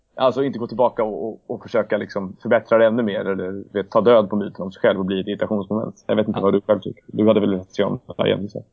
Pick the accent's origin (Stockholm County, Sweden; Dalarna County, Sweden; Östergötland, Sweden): Stockholm County, Sweden; Stockholm; also born or lived in Lund / Leeds / London; Jag är ju faktiskt född på Södermalm en gång i tiden också, även om jag växte upp på Gärdet.